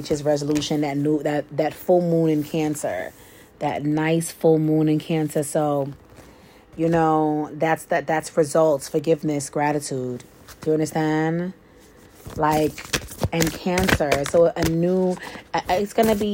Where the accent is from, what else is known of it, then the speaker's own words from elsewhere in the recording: New York, United States; I'm from New York